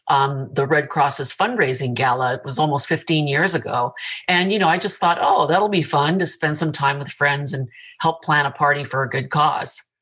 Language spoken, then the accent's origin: English; California, United States; also born or lived in Tokyo, Japan; I grew up in Tokyo and in Southern California, and I attended college at Long Beach State.